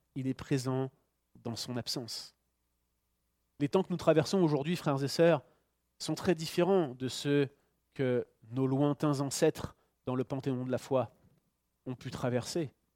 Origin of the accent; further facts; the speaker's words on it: France; now in Canada; je suis Français, je suis résident ici en tant que Français au Canada